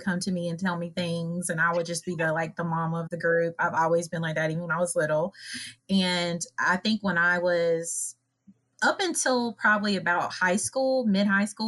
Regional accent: Lancaster, South Carolina, United States; I'm from Lancaster, South Carolina

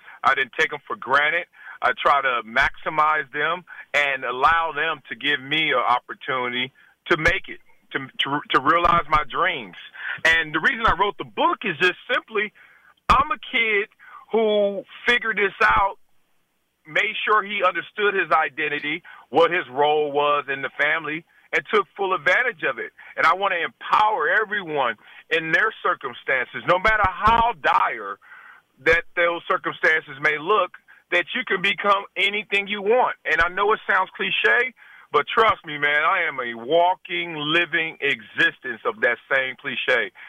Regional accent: Compton, California, United States; I'm a guy from Compton whose mother and father wanted a better life for me.

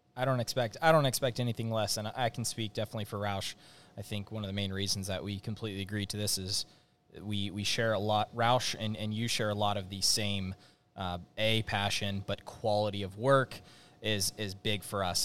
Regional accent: Northern California, United States; i grew up in Northern California

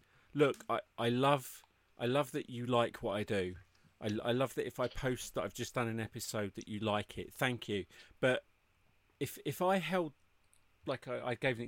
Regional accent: United Kingdom; moved away; I'm British.

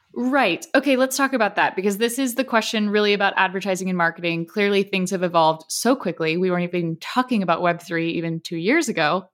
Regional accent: Southern California, United States; I grew up in Southern California, so wellness industry is like part of who I am

